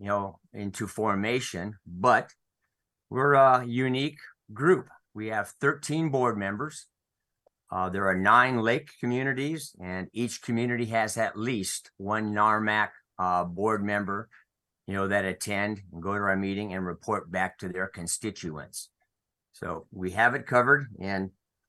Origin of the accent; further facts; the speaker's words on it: Ventura, California, United States; Born and raised in Ventura, California